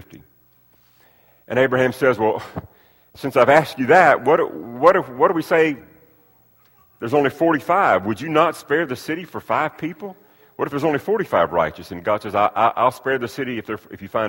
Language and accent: English; United States; I'm so blessed to have been born and raised and reared in the country that we live in. I've got a passport that shows that I'm an American citizen.